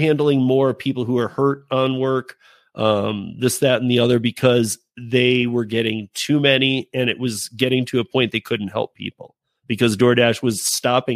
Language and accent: English; Michigan, United States; now in Colorado, United States; I'm from Michigan